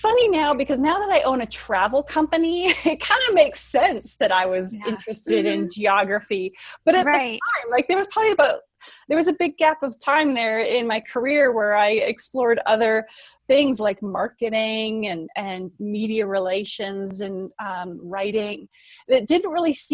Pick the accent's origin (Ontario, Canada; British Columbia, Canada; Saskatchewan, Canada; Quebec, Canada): British Columbia, Canada; I grew up in British Columbia